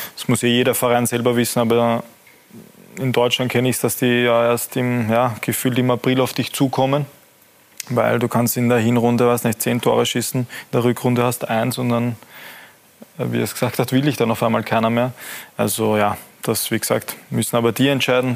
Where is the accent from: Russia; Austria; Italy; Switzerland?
Austria; als Österreicher